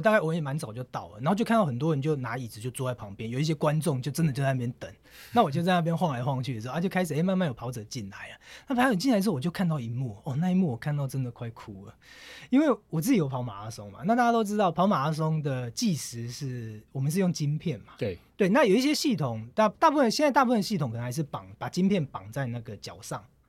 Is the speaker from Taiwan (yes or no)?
yes; Taiwan; 我前几天才做飞机从台湾过来